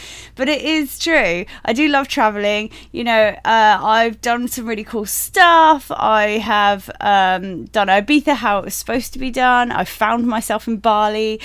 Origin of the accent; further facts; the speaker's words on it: United Kingdom; moved away as an adult; We're obviously British, um, and before joining this industry, we lived in the U K